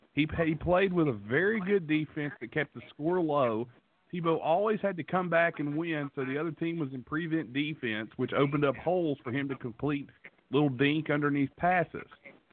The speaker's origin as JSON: {"language": "English", "region": "West Virginia", "country": "United States", "said": "I'm from West Virginia"}